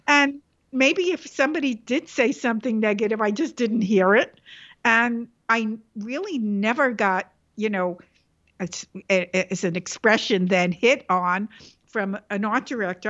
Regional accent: New York City, New York, United States; The Bronx was, uh, my center

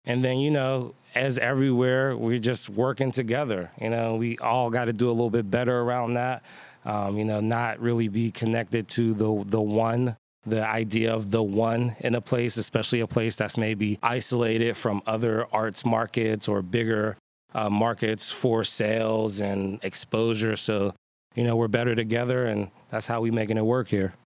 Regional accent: Pittsburgh, Pennsylvania, United States; born and bred in the Hill District. Went to all the public schools here

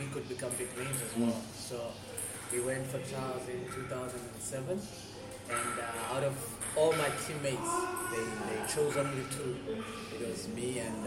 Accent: Mafikeng, North West, South Africa; now in Cape Town, South Africa; I come from Mafeking in a place called Utlakane. It's a small village. Yeah, that's where I was born, that's where I was raised

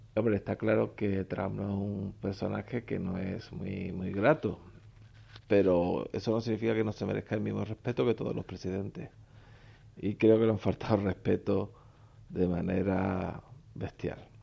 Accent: Spain; En mi país, España

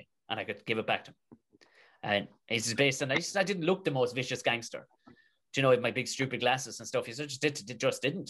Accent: Tipperary, Munster, Ireland; I said, Tipperary

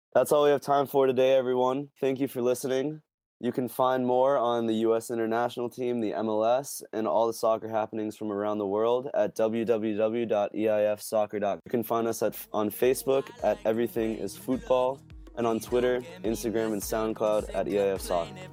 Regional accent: Boston, Massachusetts, United States; as a Bostonian myself

